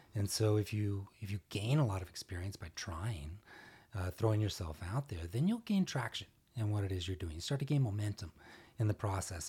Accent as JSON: {"language": "English", "town": "Arlington", "region": "Texas", "country": "United States", "tie": "born or raised there", "also_born_or_lived": "Dallas, Texas", "said": "I was born in Dallas, in Oak Cliff, and, uh, lived here for a number of years, and, uh, then grew up in Arlington"}